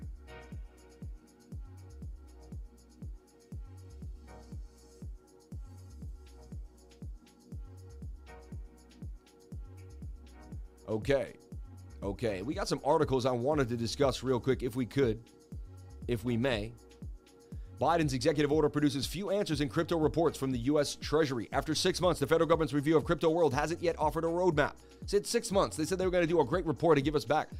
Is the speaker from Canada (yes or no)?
no; Martha's Vineyard, Massachusetts, United States; moved away; I'm from Martha's Vineyard.